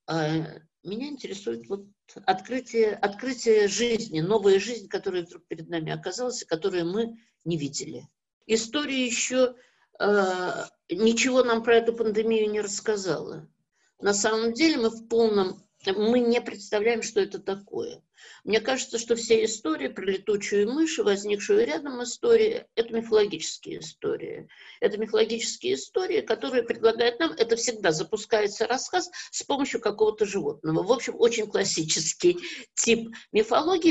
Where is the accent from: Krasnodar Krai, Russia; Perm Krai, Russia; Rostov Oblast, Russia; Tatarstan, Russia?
Tatarstan, Russia; Kazan; moved away; моя родина Казань, я родилась в Казани